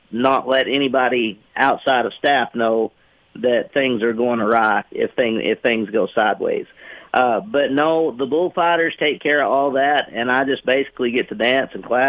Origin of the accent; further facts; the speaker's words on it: Arkansas, United States; I'm from Arkansas.